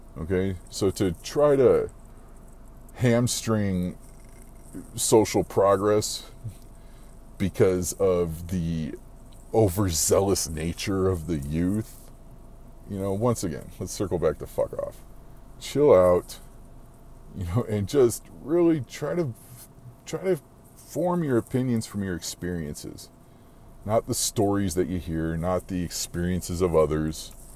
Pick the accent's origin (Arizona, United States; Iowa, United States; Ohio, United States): Arizona, United States; I'm from Arizona, man. I've lived here forever